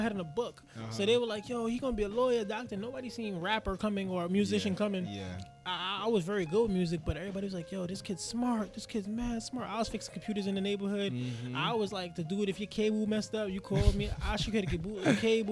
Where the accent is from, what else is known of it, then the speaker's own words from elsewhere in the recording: New York City, New York, United States; I'm from Bed-Stuy, Brooklyn. I'm from Roosevelt Projects, to be exact.